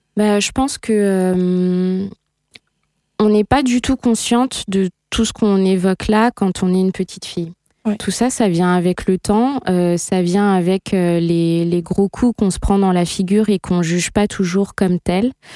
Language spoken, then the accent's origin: French; south of the Sarthe, Pays de la Loire, France; moved away; j'ai grandi dans un milieu euh, extrêmement rural, je viens du sud de la Sarthe.